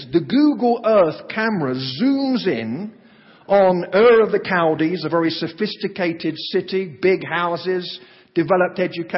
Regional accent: England, United Kingdom; moved away as an adult; also born or lived in Oklahoma; now in United States; I come from England

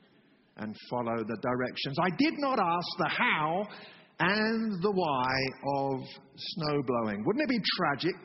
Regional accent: England, United Kingdom; moved away; I'm from England

